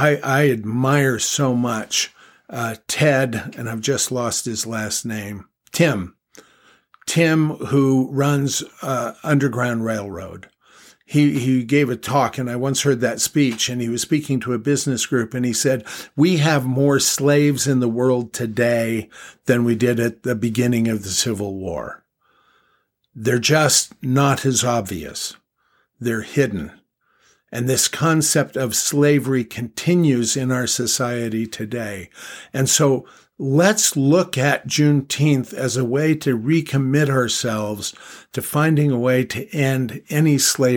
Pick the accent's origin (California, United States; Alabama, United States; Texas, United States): California, United States; Los Angeles; I grew up in Los Angeles, California, and we celebrated American holidays, United States of America holidays.